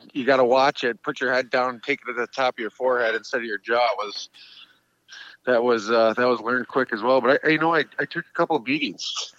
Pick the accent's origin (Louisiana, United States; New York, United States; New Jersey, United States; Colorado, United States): New York, United States; Rome; born or raised there